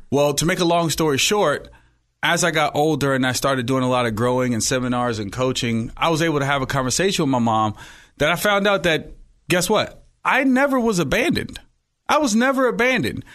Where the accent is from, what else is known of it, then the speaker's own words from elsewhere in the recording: Oakland, California, United States; also born or lived in Hayward; I was born in Hayward, raised in Oakland